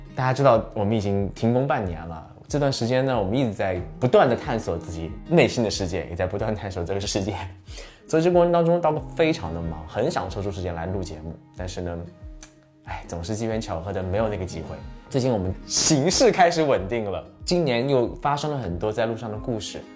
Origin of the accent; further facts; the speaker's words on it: Wanzhou, Chongqing, China; moved away; 出生在离重庆一百七十公里的一个地方，啊，这个地方呢，以前到重庆需要八九个小时的车，而且以前一九九七年已经五十岁，万州市，万州属于四川管的，所以一九九七年我就莫名其妙成了重庆人